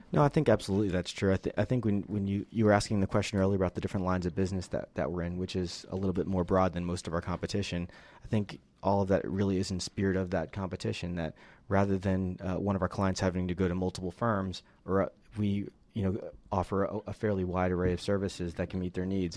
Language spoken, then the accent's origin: English; Northeast, United States; moved away as an adult; also born or lived in Philadelphia; now in Atlanta, United States; I'm originally from the Northeast.